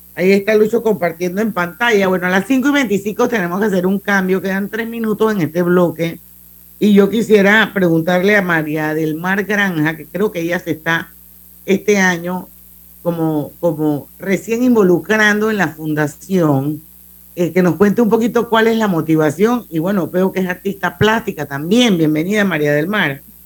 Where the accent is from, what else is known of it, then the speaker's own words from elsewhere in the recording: Panama; todos somos panameños